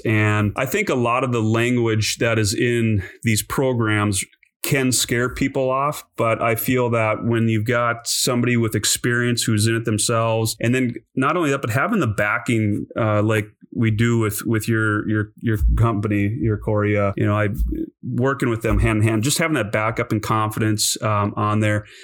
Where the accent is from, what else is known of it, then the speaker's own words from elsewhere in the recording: North Dakota, United States; moved away as an adult; also born or lived in Montana; I grew up in North Dakota